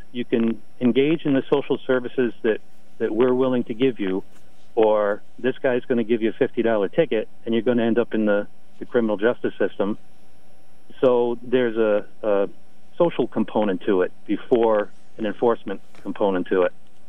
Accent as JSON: {"language": "English", "town": "Norwich", "region": "Connecticut", "country": "United States", "tie": "born or raised there", "said": "I was born and raised in Norwich."}